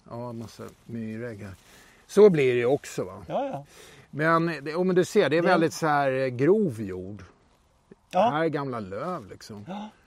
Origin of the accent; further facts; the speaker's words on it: Dalarna County, Sweden; moved away; här är det är hemifrån. Hemifrån? från Dalarna.